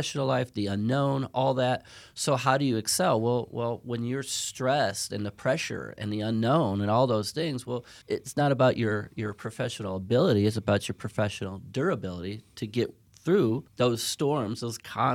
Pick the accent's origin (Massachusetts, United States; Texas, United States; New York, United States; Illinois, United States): Illinois, United States; Chicago; I'm from Chicago.